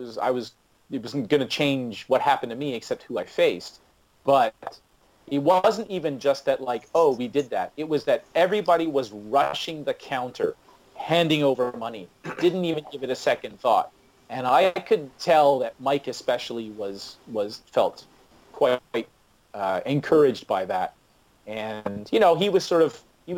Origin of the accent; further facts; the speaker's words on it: Brampton, Ontario, Canada; I grew up in Brampton.